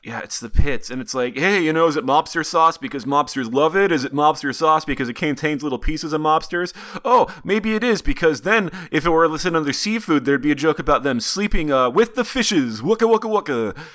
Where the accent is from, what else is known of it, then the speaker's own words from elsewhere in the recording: Montana, United States; Bozeman, Montana, which is about an hour and a half from where I grew up.